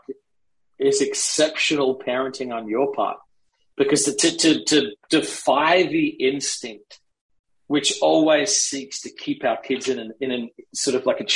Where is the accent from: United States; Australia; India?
Australia; moved away; I grew up in Australia. So I took my son to Australia so he could see the values that shaped me